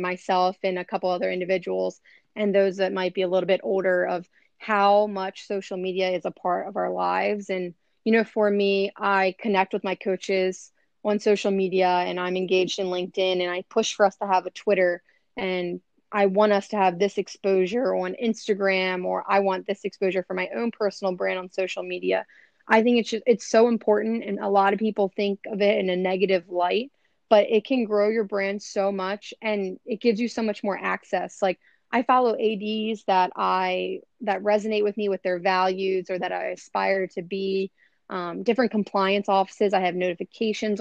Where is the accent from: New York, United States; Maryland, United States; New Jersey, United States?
Maryland, United States; also born or lived in Philadelphia; now in Los Angeles, United States; I'm from Maryland, but I grew up, you know, a lot of my professional and athletic career was in Philly